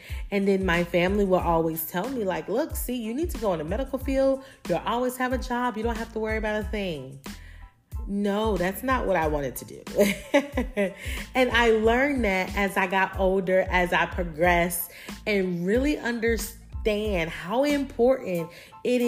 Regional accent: Hemingway, South Carolina, United States; accent: country twang; I'm from the South. So if you hear a little country, little twang in there, I am from South Carolina, a small little town called Hemingway, South Carolina

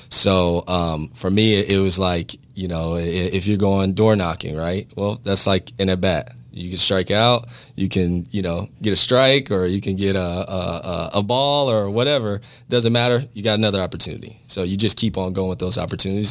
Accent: Bellflower, California, United States; moved away as an adult; now in Jacksonville, United States; I grew up in Bellflower, California, went to Bellflower High School

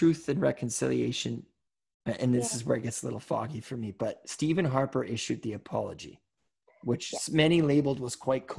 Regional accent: Scotland, United Kingdom; Like I'm Scottish. So, you know, you can't just meet one Scottish person and be like, well, I guess they're all fucking cheap then.

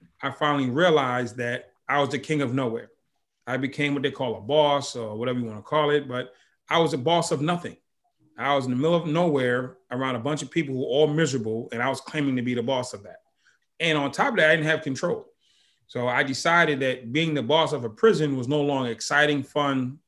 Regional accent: Boston, Massachusetts, United States; I grew up in Boston

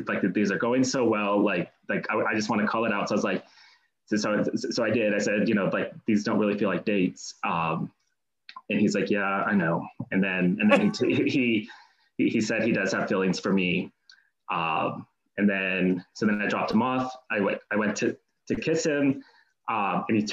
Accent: Los Altos, California, United States; now in Los Angeles, United States; I grew up kind of next to Palo Alto, a town called Los Altos

